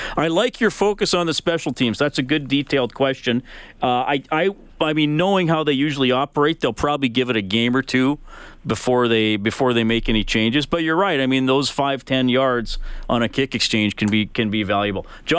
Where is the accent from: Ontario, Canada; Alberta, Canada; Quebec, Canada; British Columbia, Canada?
Alberta, Canada; Evansburg; growing up in Evansburg, Alberta.